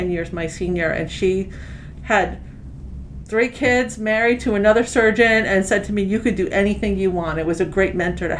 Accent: Long Island, New York, United States; moved away as an adult; also born or lived in Rochester, New York; now in Atlanta, United States; I am a native New Yorker, displaced to the South now. I grew up on Long Island

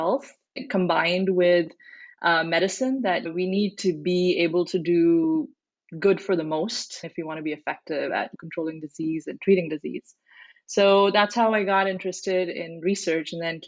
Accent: New Delhi, Delhi, India; moved away as an adult; now in United States; I grew up in India, so I'm a first generation immigrant. I grew up mostly in New Delhi, did most of my education there.

